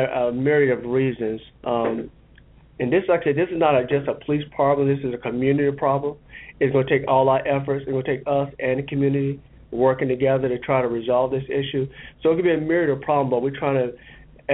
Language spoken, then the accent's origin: English; Tampa, Florida, United States; I am from Tampa. I'm a Tampa native. I went to the public schools here in Hillsborough County